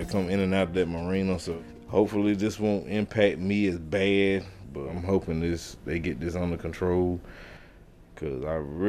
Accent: South River, Merrimon, North Carolina, United States; I'm 41 years old. I'm from South River, Merriman. I'm a commercial fisherman

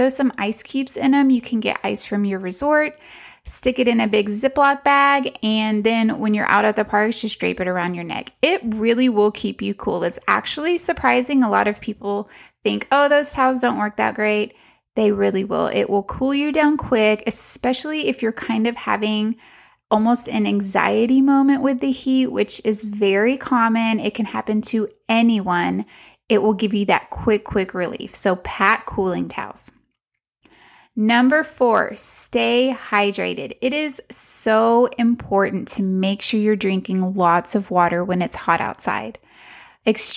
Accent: Texas, United States; we're from Texas, where we are used to the heat. It is really, really hot where we live in Central Texas

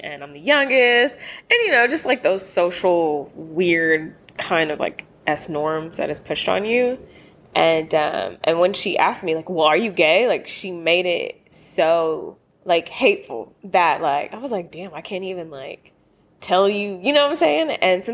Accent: the South, United States; now in Los Angeles, United States; I'm from the South and I'm Black

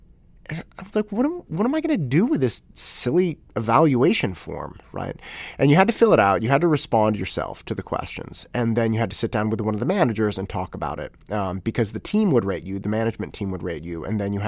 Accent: Concord, United States; I had a paper route as I was growing up in Concord, and I had the paper route from the beginning of, or kind of middle of eighth grade until right around the end of my senior year in high school.

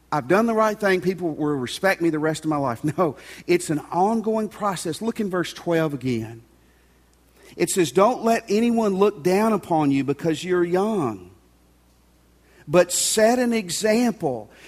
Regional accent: Tennessee, United States; moved away; where I grew up in Tennessee

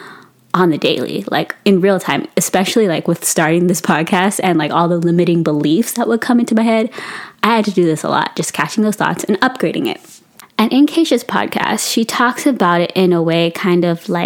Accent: Philippines; I'm Filipino

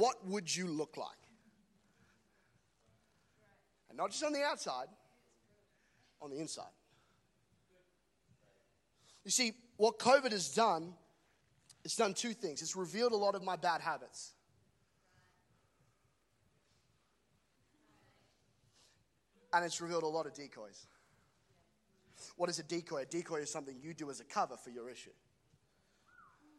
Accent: Australia; as an Aussie

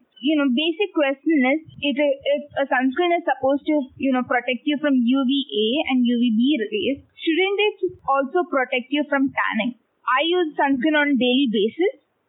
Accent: India; I'm from India.

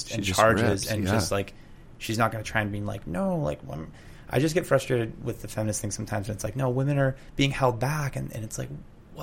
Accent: Canada; being a Canadian snowboarder

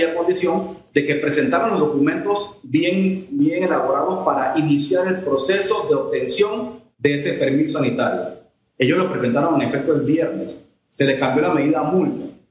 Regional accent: Panama; como ciudadano, como ser humano, como panameño

